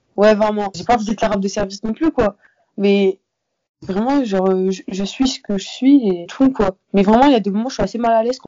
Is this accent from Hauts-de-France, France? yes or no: yes; near Lille, Hauts-de-France, France; j'habite autour de Lille, donc euh, j'étais vraiment dans une petite ville, le collège n'était pas hyper grand